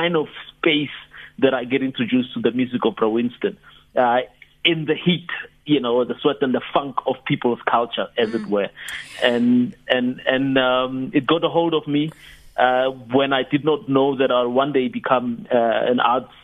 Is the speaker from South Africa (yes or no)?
yes; South Africa; I grew up in Harankua